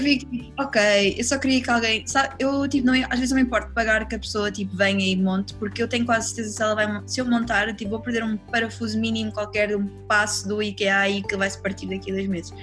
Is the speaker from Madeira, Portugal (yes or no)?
no; Lisbon, Portugal; also born or lived in London; eu sou lisboeta, vivi cá, tipo, a minha vida inteira